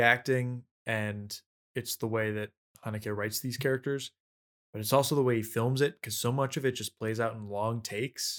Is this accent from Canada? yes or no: no; Russia; I'm from Russia